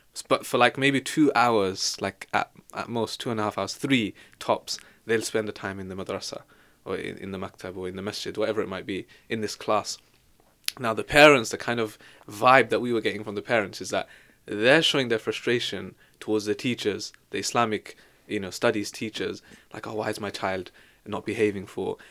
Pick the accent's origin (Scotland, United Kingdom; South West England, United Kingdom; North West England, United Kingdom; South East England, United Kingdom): South West England, United Kingdom; Devon; also born or lived in Leicester; now in London, United Kingdom; I'm from Devon